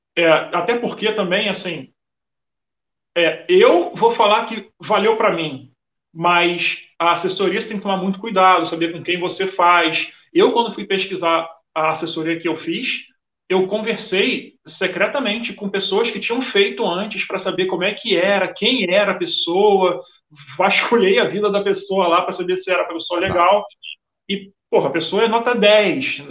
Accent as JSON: {"language": "Portuguese", "region": "Rio de Janeiro", "country": "Brazil", "moved": "as an adult", "lives_now": "Portugal", "said": "eu sou carioca, vim para Portugal em 2018"}